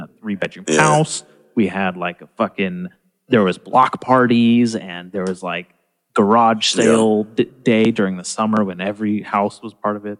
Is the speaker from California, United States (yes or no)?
yes; Arroyo Grande, California, United States; also born or lived in Nipomo, California; I grew up in Napomo and like Arroyo Grande